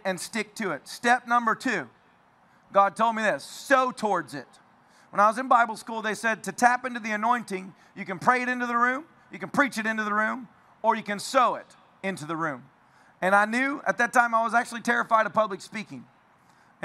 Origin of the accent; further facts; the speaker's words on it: Tennessee, United States; I'm from Tennessee